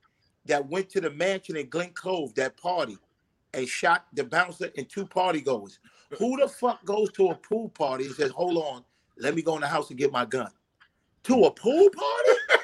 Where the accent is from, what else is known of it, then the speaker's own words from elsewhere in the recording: Honduras; tell them I'm Honduran. Me and Dick tell them we from Honduras.